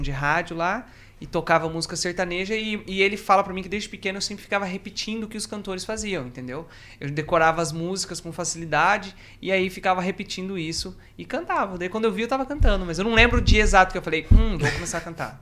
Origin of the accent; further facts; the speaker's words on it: Brazil; moved away; also born or lived in Matinhos, Paraná; nós voltamos para onde a gente morava, que era uma ilha. Que ficava. Uma ilha? Uma ilha, que ficava. Que fica, na verdade, no Rio Paraná.